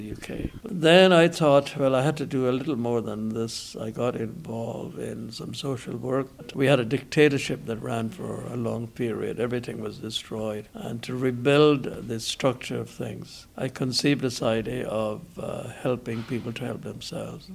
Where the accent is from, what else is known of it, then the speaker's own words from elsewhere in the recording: Guyana; brought up as an Indian. Indian parentage to Guyana